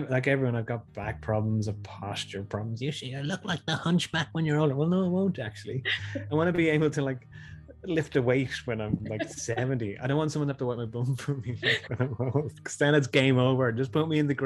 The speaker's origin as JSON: {"language": "English", "town": "Tallaght", "region": "Leinster", "country": "Ireland", "said": "I'm a guy from Tala"}